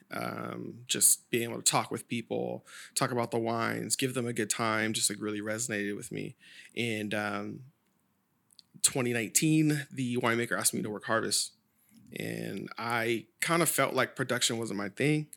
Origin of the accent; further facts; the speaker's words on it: Sacramento, California, United States; growing up in Oak Grove